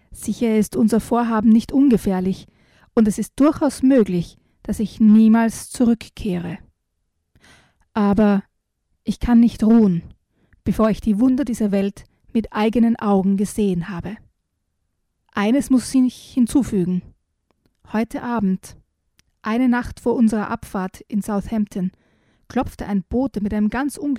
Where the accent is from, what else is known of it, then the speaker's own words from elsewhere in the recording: Styria, Austria; Und ich bin ja mit Sagen in der Steiermark quasi aufgewachsen